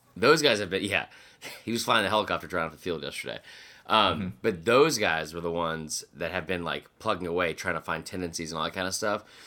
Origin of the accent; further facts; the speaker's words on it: Georgia, United States; I grew up in Georgia.